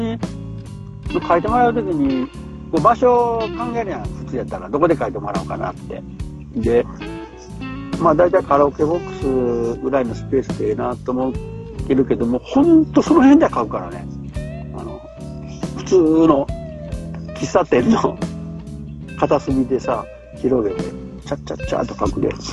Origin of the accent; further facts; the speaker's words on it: near Chirihama Nagisa Driveway, Ishikawa, Japan; そこでその近くに生まれ育ったんですよね